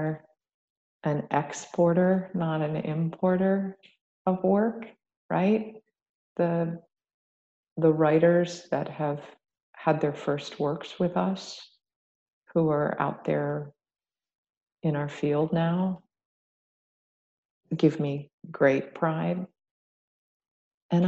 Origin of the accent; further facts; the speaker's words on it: Ohio, United States; now in Atlanta, United States; WASPy, I'm from Ohio